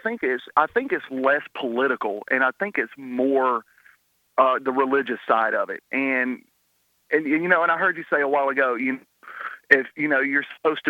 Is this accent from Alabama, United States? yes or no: yes; Alabama, United States; I was born and raised in Alabama. We're talking about Alabama is like the belt buckle of the Bible Belt.